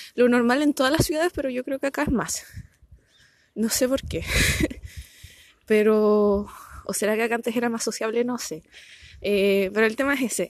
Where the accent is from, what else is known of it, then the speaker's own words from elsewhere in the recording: Punta Arenas, Magallanes and Chilean Antarctica, Chile; now in Concepción, Chile; me postulé a Punta Arenas, que es de donde soy originalmente